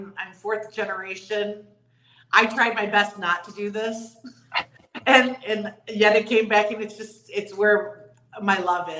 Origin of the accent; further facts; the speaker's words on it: outside Rockford, Illinois, United States; now in Naples, United States; Outside of Rockford.